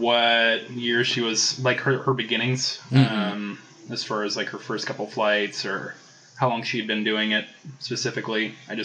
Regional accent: Vacaville, California, United States; also born or lived in Fairfield, California; I was born in Vacaville, little cow town. California.

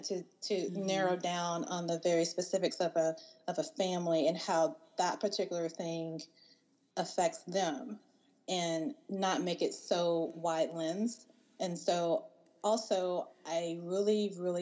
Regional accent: the South, United States; me and India, we're both from the South

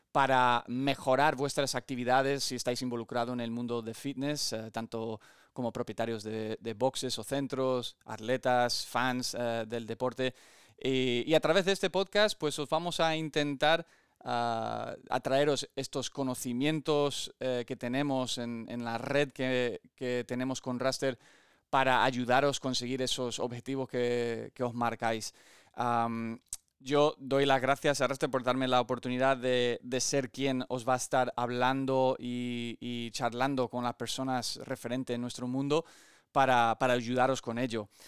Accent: Olivenza, Extremadura, Spain; also born or lived in United States; nací en Estados Unidos, ah, mi padre americano y mi madre aquí española de mi pueblo en Extremadura, en Olivenza, y he tenido el privilegio de vivir muchas experiencias deportivas, em, tanto aquí en España como en Estados Unidos.

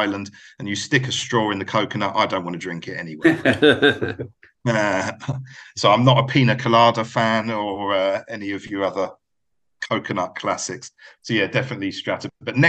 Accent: United Kingdom; moved away; obviously my accent gives it all away, but I've actually lived, maybe you've gathered by me telling you of where I've lived and stuff, that I've lived longer out of the UK than I ever lived there.

